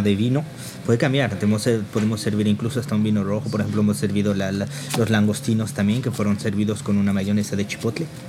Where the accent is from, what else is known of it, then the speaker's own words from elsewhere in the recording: Toluca, State of Mexico, Mexico; moved away as an adult; also born or lived in Tenango del Valle / Paris region, France; now in France; yo soy de Toluca